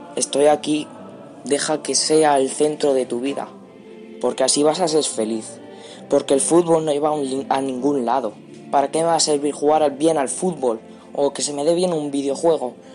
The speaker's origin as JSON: {"language": "Spanish", "town": "Cuenca", "region": "Castilla-La Mancha", "country": "Spain", "said": "tengo 14 años, soy de Cuenca"}